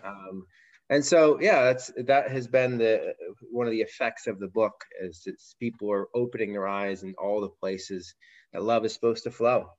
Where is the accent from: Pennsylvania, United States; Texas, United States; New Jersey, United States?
Pennsylvania, United States; Pittsburgh; We started a church here in my my hometown, Pittsburgh